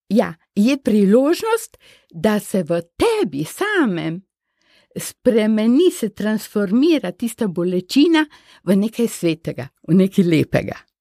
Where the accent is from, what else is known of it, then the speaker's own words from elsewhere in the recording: Slovenia; moved away as an adult; smo bili slovenci